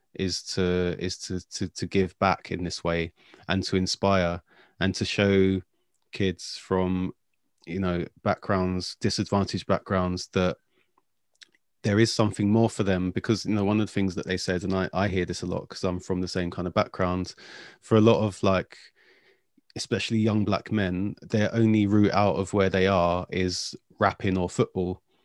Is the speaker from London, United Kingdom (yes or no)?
yes; London, United Kingdom; I'm from South London